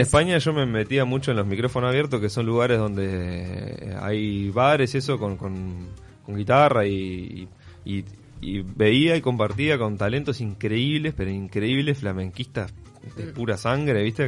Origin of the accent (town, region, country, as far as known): Salto, Uruguay; born or raised there; also born or lived in Paysandú, Uruguay / Montevideo, Uruguay / Barcelona, Spain / Mantua, Italy